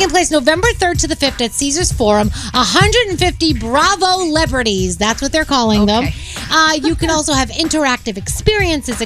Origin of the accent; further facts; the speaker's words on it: United Kingdom; moved away; we are British in my house